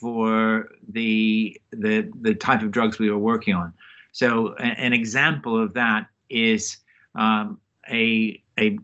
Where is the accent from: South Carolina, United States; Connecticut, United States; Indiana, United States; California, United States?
California, United States; Palo Alto; moved away as an adult; also born or lived in United Kingdom; now in Oxford, United Kingdom; I grew up in Palo Alto